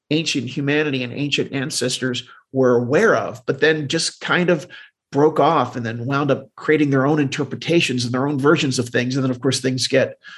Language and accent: English; Deptford, New Jersey, United States; So I grew up in southern New Jersey.